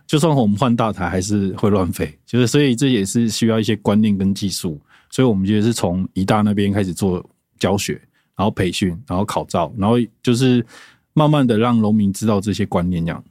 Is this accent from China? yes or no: no; Sanxing, Yilan County, Taiwan; moved away; also born or lived in Taoyuan; 我是来自三星，然后我们的合作社就叫青出宜兰合作社